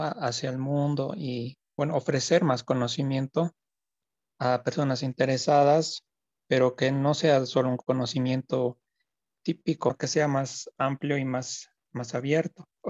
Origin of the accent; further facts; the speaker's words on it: La Paz, Bolivia; soy de La Paz